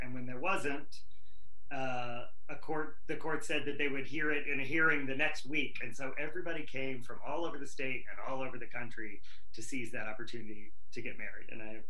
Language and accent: English; the South, United States; also born or lived in Kentucky / North Carolina; now in Los Angeles, United States; So I grew up Southern Baptist in Kentucky and North Carolina.